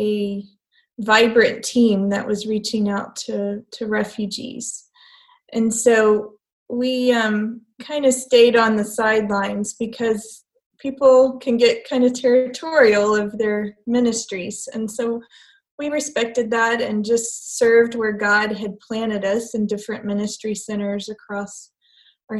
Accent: United States; moved away; as an American

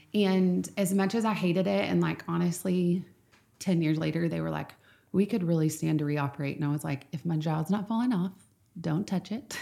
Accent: Nacogdoches, Texas, United States; I grew up in Nacogdoches, and I grew up, um, going to Grace Bible Church

